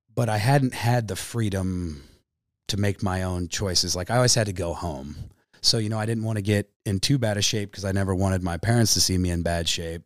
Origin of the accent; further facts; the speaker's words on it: Pomona Lake, Kansas, United States; also born or lived in Wichita, Kansas; I grew up on Pomona Lake. My family moved from Wichita in the nineties, uh, when I was a little kid.